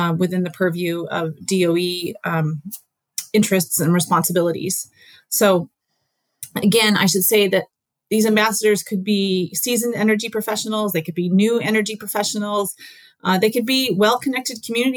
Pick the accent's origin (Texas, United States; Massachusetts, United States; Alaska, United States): Alaska, United States; even though I'm from Alaska and I grew up in Alaska and I've spent a lot of my time in Alaska